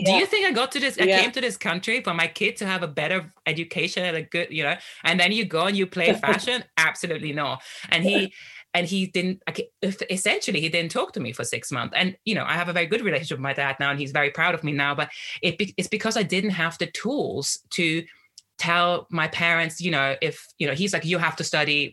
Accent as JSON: {"language": "English", "country": "Austria", "tie": "born or raised there", "moved": "yes", "said": "I grew up in Austria"}